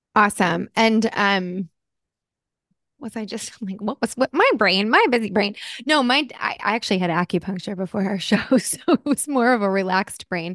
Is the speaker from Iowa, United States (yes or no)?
no; New Jersey, United States; also born or lived in California; now in Los Angeles, United States; I grew up in Jersey. I'm a Jersey girl